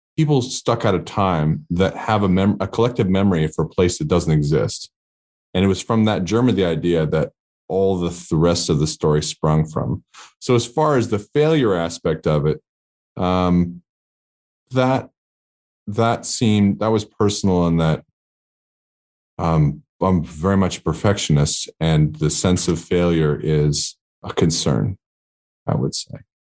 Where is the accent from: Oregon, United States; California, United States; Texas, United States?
Oregon, United States; Portland; moved away as an adult; my, a hometown in Portland, Oregon